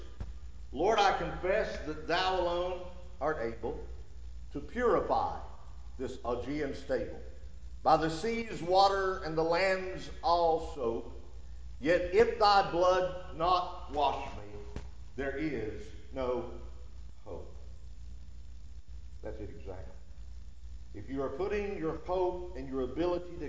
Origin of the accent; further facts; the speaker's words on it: United States; us as Americans